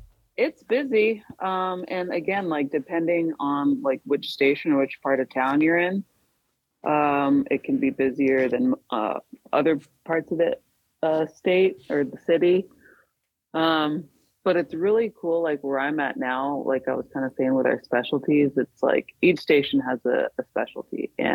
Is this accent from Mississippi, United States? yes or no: no; Alaska, United States; I'm from Alaska. I work for a local fire department up here. And avid outdoorsman, I'd say, but born and raised up here.